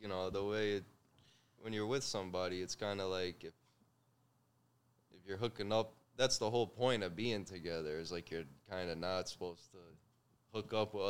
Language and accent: English; Pizzone, Molise, Italy; I don't live there anymore, but I'm from Pizzone.